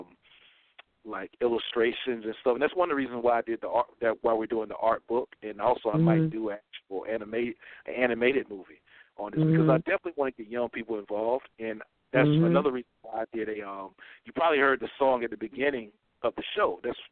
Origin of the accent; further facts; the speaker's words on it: Laurinburg, North Carolina, United States; I did a screening back in my hometown back in April. And, you know, I got a lot of support from the community. And just the whole community of Laurinburg has really embraced the film